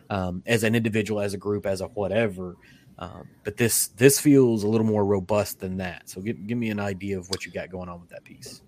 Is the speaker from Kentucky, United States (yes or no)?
yes; Kentucky, United States; I'm from Kentucky